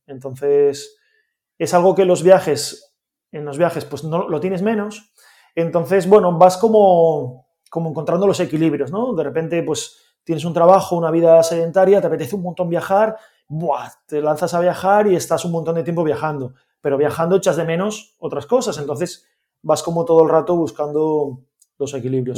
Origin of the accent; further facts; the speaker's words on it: Gijón, Asturias, Spain; yo soy de Gijón